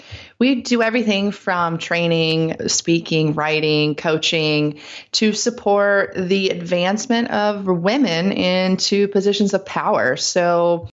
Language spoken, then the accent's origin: English; rural North Carolina, United States; I grew up in the Deep South in rural North Carolina